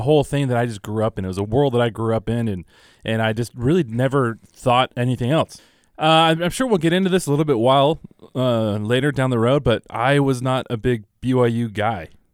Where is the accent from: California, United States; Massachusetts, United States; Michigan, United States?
California, United States; Southern; growing up in Southern California, we were a U C L A, uh, we were a U C L A family